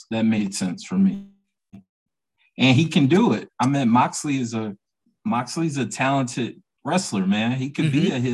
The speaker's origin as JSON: {"language": "English", "town": "Atlanta", "region": "Georgia", "country": "United States", "said": "I'm from Atlanta. I'm a WCW, NWA baby"}